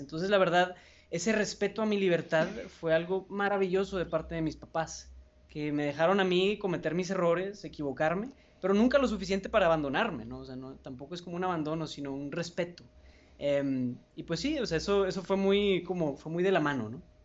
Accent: Monterrey, Nuevo León, Mexico; soy de Monterrey, México, aquí tienen su casa

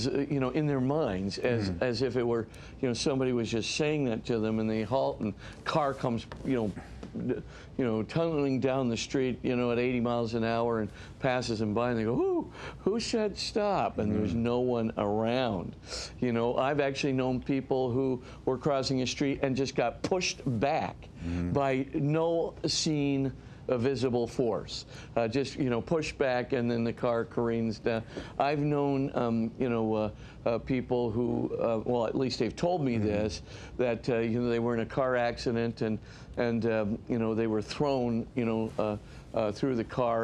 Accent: Hawaii, United States; we come from Hawaii

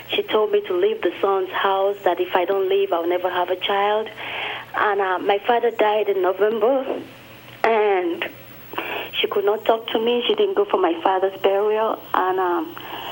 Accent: Nigeria; now in Quincy, United States; I'm from Nigeria

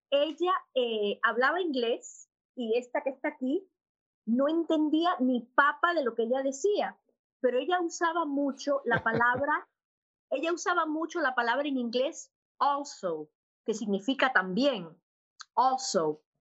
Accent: Havana, Cuba; born there; Pues nací en La Habana, Cuba, eh, de una familia maravillosa, mi papá y mi mamá, los dos de La Habana, un hogar católico

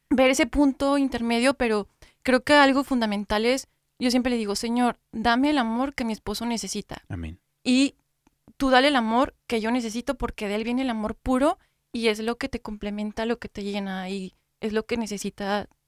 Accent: Mexico; nosotros somos mexicanos, pero cada familia tiene sus costumbres

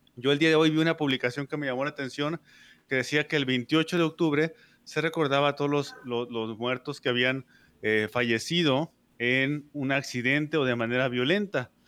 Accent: Mexico; soy de México

